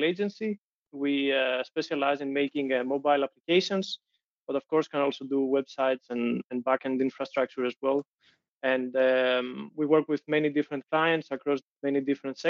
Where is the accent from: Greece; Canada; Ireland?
Greece; moved away as an adult; now in Denmark; I'm originally from Greece. I moved to Denmark 8 years ago to continue my studies.